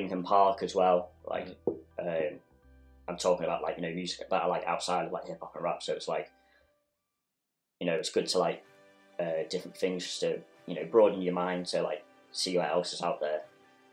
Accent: Chester, North West England, United Kingdom; now in Manchester, United Kingdom; I'm originally from Chester

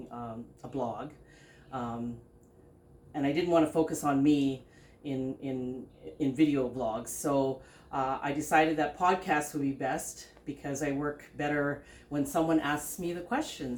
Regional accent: Pine Point, Northwest Territories, Canada; also born or lived in Philippines; We moved to the Northwest Territories from the hot Philippines to the winter

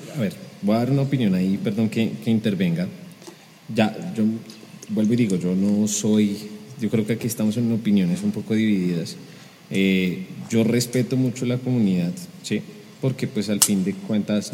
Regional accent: Colombia; los colombianos somos aviones

